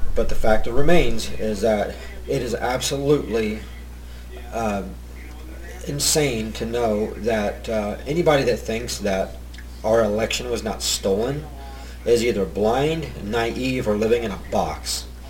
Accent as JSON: {"language": "English", "town": "Bellefontaine", "region": "Ohio", "country": "United States", "tie": "born or raised there", "said": "I'm from Ohio, born and raised, uh, a little town called Bell Fountain"}